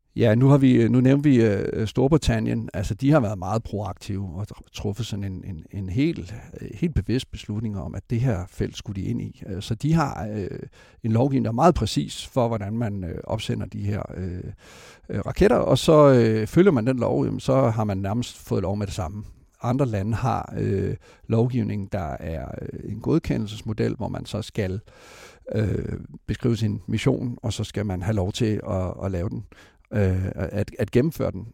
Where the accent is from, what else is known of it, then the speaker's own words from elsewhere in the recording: Esbjerg, Southern Denmark, Denmark; jeg har selv født og opvokset i Esbjerg